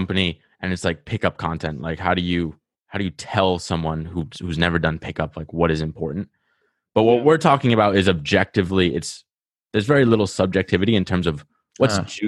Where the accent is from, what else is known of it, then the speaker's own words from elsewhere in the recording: Rhode Island, United States; accent: Rhode Island; I got like a Rhode Island accent